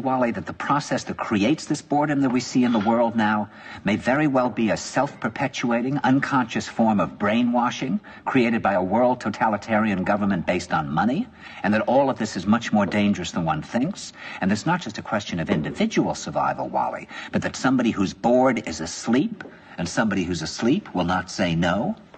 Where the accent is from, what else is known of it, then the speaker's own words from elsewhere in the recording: New York, United States; I said, "New York."